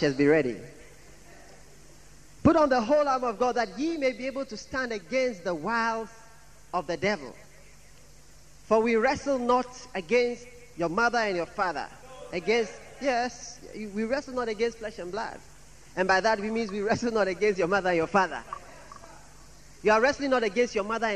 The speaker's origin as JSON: {"language": "English", "town": "Accra", "region": "Greater Accra", "country": "Ghana", "said": "I'm from Jamestown."}